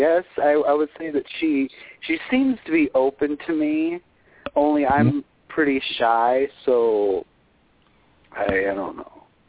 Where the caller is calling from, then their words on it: California, United States; I'm calling from California.